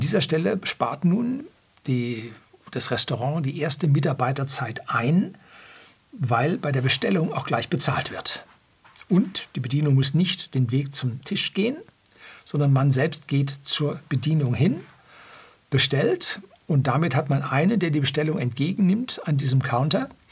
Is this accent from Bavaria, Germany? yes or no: yes; Bavaria, Germany; also born or lived in Munich; bei uns in Bayern auf dem Land